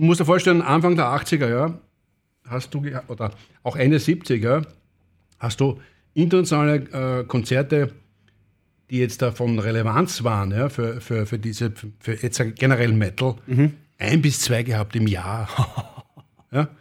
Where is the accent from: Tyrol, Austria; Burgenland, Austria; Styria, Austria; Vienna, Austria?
Vienna, Austria; bin ein richtiger Wiener und ich bin geboren 68.